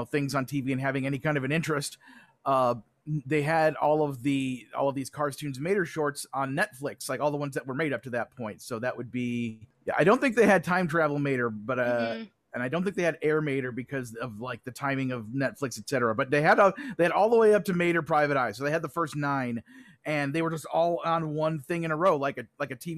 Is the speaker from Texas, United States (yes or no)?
no; Lake Geneva, Wisconsin, United States; also born or lived in Madison, Wisconsin / Kenosha, Wisconsin; I grew up in Lake Geneva